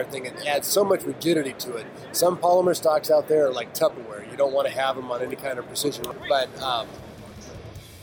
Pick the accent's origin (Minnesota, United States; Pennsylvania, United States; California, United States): California, United States; we're from California